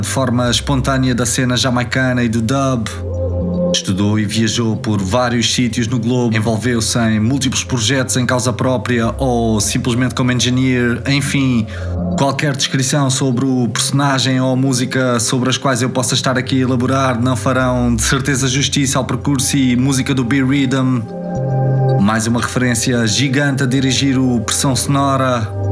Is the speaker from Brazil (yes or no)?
no; Portugal; olhar para nós como portugueses do mundo ou portugueses da saudade